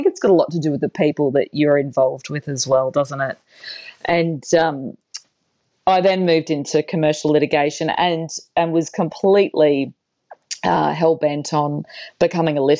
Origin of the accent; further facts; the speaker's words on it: Cairns, Queensland, Australia; also born or lived in Brisbane / Sydney; I grew up in Cairns in northern Queensland in Australia, and only moved to Brisbane when I was about 15